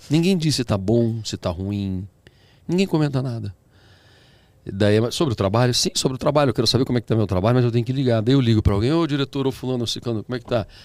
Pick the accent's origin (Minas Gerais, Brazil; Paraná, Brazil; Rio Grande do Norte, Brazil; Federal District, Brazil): Paraná, Brazil; born there; now in São Paulo, Brazil; nasci no interior do Paraná, mas é o meu estado, né?